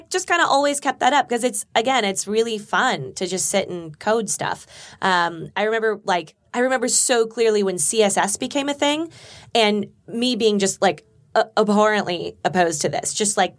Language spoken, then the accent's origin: English; Burbank, California, United States; I grew up in Burbank.